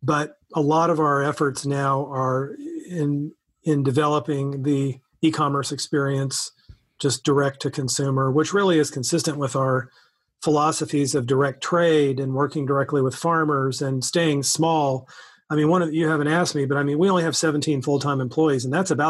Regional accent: Missouri, United States; also born or lived in Texas; I'm from Missouri

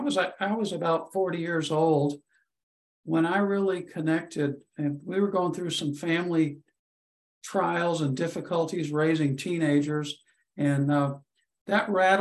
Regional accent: India; That went back to when I was growing up in India and sent away to boarding school, and the separation from parents

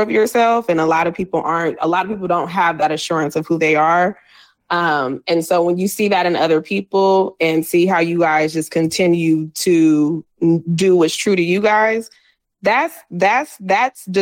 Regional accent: San Diego, California, United States; moved away as an adult; now in Los Angeles, United States; So I'm from San Diego

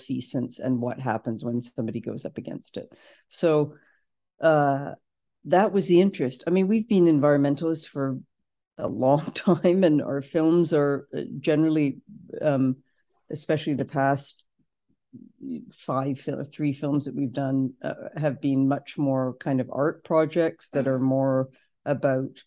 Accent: Canada; we're from Canada

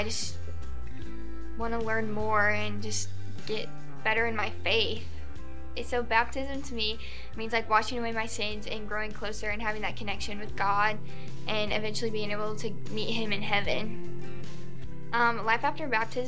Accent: Columbia City, Indiana, United States; I'm from Columbia City

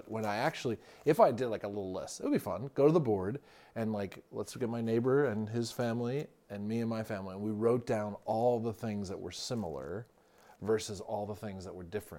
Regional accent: East Coast, United States; Like, you're from the West Coast, I'm from the East Coast.

